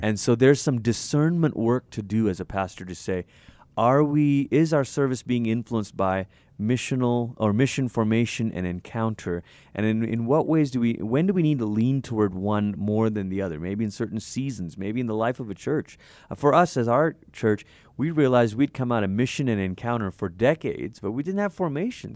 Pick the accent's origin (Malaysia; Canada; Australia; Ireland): Malaysia; I'm from Malaysia. I grew up in Malaysia